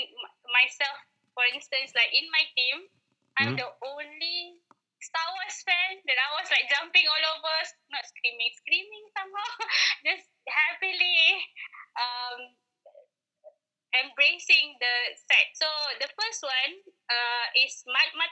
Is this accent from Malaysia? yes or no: yes; Malaysia; as a Malaysian, we live in like normal houses like this